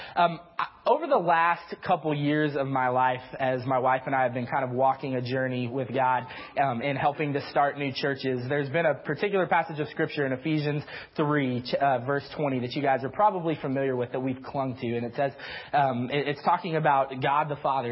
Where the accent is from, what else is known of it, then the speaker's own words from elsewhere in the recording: the South, United States; I'm from the South, so I have a tendency towards the Big 12